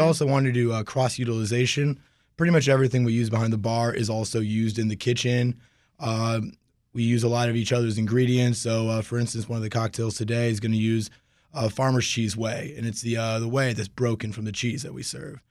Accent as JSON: {"language": "English", "town": "Alexandria", "region": "Virginia", "country": "United States", "tie": "born or raised there", "also_born_or_lived": "New Orleans", "moved": "as an adult", "said": "I'm actually a local boy. I grew up in Alexandria"}